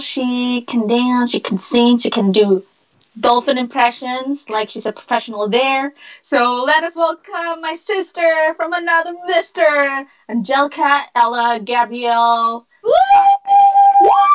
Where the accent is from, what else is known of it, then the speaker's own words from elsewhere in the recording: Vienna, Austria; living and born and raised in Vienna, Austria.